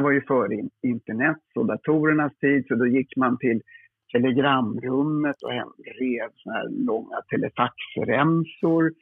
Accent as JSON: {"language": "Swedish", "town": "Lidingö", "region": "Stockholm County", "country": "Sweden", "tie": "born or raised there", "said": "på Lidingö där jag är uppvuxen"}